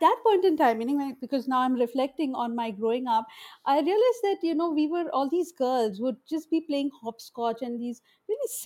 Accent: Mumbai, Maharashtra, India; I grew up in a Muslim ghetto in Bombay, in Madanpura

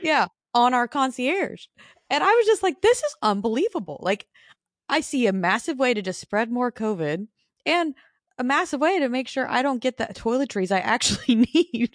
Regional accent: Phoenix, Arizona, United States; moved away as an adult; also born or lived in Nashville, Tennessee; I was born and raised in Phoenix

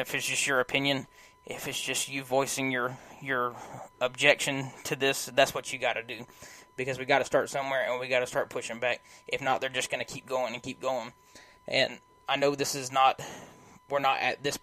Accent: United States; as an American

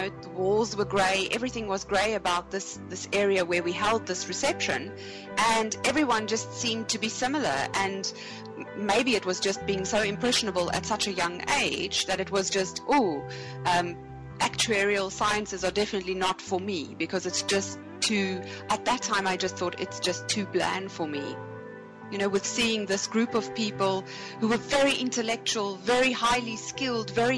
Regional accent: South Africa; moved away as an adult; also born or lived in Munich, Germany; when I left my home country, South Africa

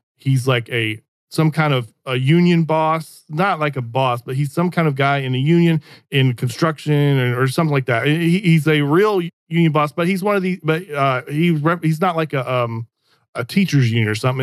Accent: the South, United States; I'm a Southerner

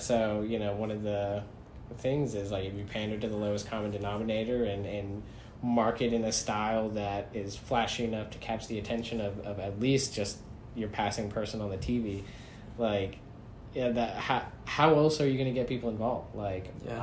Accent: United States; we as American citizens

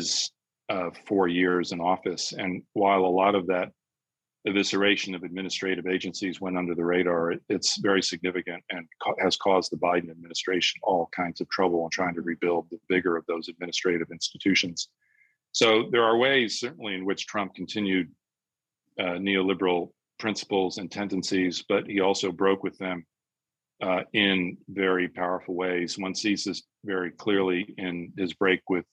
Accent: United States; moved away as an adult; now in England, United Kingdom; I'm an American living in Britain

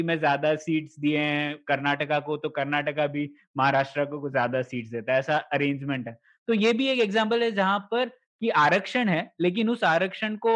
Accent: Goa, India; state quota था हम लोगों के यहाँ पर कि मैं गोवा से आता हूँ

